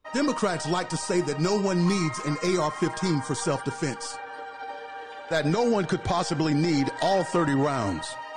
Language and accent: English; Mississippi, United States; I grew up in Mississippi